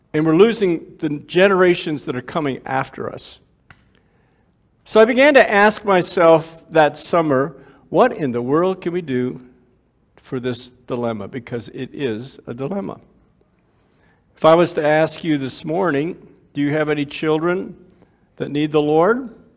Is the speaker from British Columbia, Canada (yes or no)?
no; Waterloo, Ontario, Canada; I was born and raised in Waterloo, Ontario, grew up in church